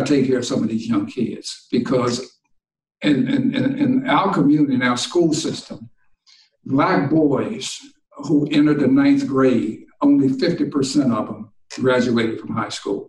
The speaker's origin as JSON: {"language": "English", "town": "Washington", "region": "District of Columbia", "country": "United States", "tie": "born or raised there", "also_born_or_lived": "Syracuse / Detroit", "moved": "as an adult", "said": "the older guys in the neighborhood where I grew up in Washington."}